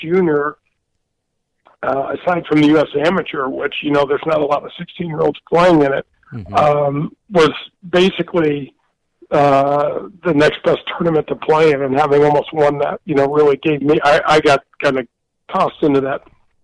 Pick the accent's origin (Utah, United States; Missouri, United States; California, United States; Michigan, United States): Missouri, United States; St. Louis; I grew up in North County in St. Louis.